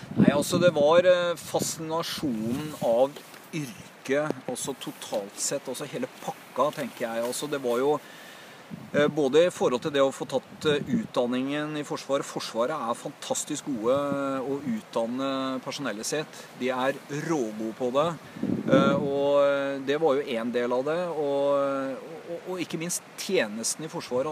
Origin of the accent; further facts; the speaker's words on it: Oslo, Norway; Det heter jo Haugerud, der jeg vokste opp.